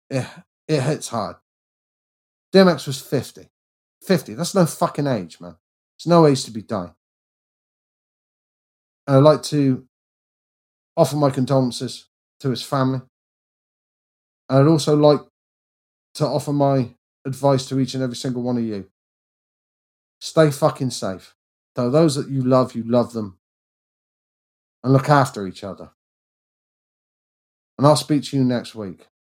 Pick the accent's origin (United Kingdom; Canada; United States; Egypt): United Kingdom; England; I'm English and I'm white